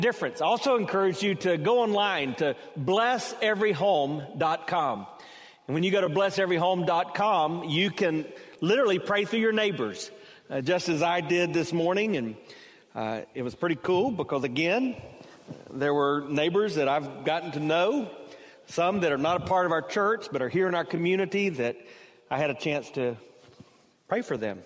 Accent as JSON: {"language": "English", "region": "South Carolina", "country": "United States", "tie": "born or raised there", "said": "growing up in South Carolina, we had kind of a southern twist on it."}